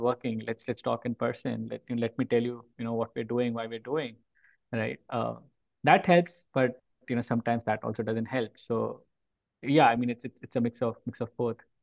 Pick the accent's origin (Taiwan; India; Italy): India; Mumbai, Maharashtra; moved away as an adult; now in Mountain View, United States; I've been born and brought up in India, in the city called Bombay